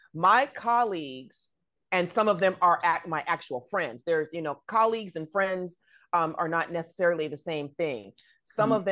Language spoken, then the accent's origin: English; Bay Area, California, United States; I'm from the Bay Area